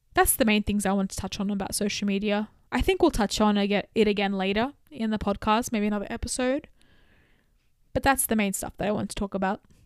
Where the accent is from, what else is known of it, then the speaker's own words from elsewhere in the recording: Australia; growing up in Australia in the early two thousands